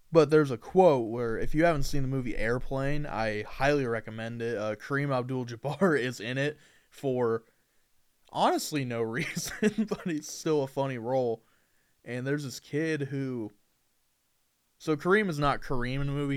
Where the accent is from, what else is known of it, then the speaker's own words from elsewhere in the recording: Indiana, United States; I'm from Indiana